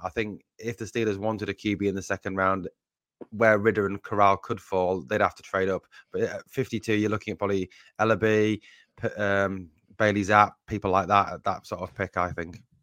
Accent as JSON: {"language": "English", "town": "Sunderland", "region": "North East England", "country": "United Kingdom", "accent": "Mackem", "said": "I come from the northeast of England originally, from Sunderland, and, um, you guys may know it as Geordie rather than Mackham"}